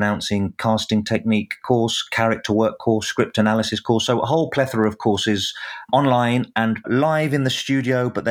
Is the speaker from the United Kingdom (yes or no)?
yes; England, United Kingdom; as an Englishman